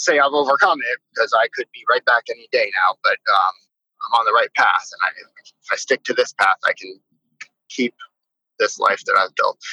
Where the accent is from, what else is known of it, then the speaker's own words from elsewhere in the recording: Miami, Florida, United States; moved away as an adult; now in Maui, United States; So I live in Maui, Hawaii. I grew up in Miami, Florida.